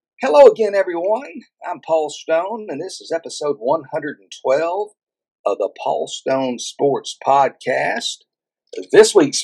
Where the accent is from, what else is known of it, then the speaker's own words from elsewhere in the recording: Texas, United States; Here in my home state of Texas